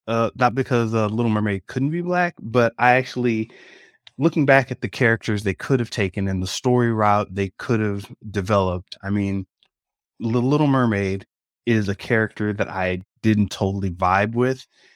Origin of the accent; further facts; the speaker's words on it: Jamaica; Are you kidding me? I'm Jamaican. I'm down with that.